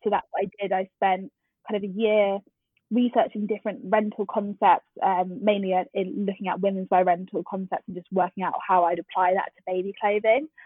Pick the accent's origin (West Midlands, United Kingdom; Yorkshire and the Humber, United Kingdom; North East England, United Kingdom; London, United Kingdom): London, United Kingdom; Twickenham; I grew up in Twickenham, um, which is in southwest London